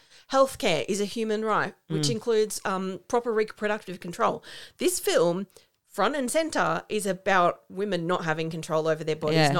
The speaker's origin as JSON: {"language": "English", "country": "Australia", "said": "We're Australian."}